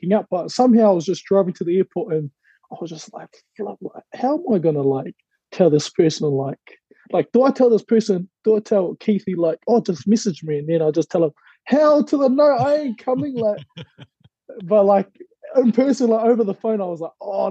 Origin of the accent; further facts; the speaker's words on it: Whanganui, Manawatū-Whanganui, New Zealand; I grew up in Whanganui, the land of the big, white, long, brown river.